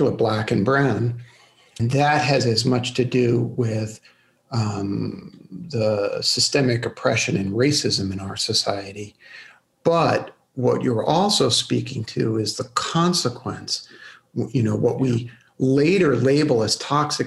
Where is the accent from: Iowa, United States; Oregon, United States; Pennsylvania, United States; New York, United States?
New York, United States; New York City; I grew up in Brooklyn